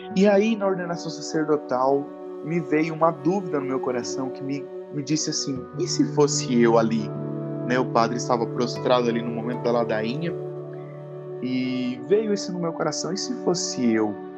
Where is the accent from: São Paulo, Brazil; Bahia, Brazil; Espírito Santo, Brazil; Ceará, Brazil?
São Paulo, Brazil; Luisiânia; moved away as an adult; now in Pirajuí, Brazil; eu estava na minha cidade natal, em Louisiana